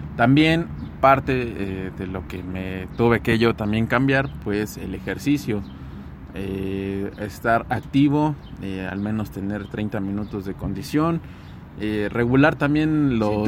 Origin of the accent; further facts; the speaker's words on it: Mexico; Como mexicanos